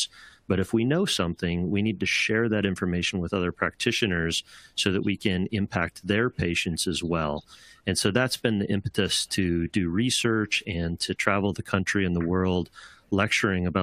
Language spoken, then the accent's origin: English; South Dakota, United States; moved away as an adult; also born or lived in Seattle area; now in Seattle, United States; I grew up in South Dakota and attended the South Dakota State University